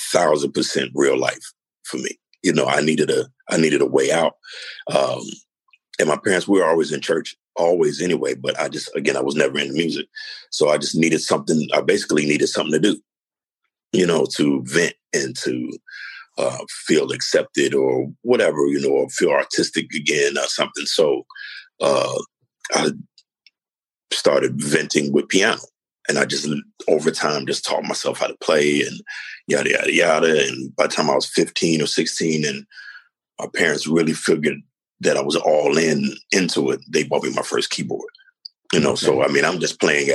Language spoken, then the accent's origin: English; Chicago, Illinois, United States; I'm from Chicago